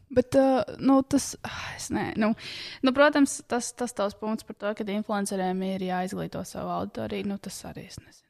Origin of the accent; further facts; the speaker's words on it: Latvia; first language Latvian; es mīlu Latviju, es tiešām mīlu, tā ir mana dzimtene, tā ir mana dzimtā valoda